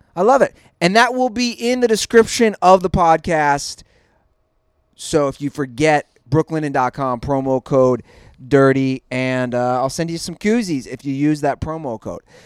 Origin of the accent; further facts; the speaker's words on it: Cincinnati, Ohio, United States; I'm even from Cincinnati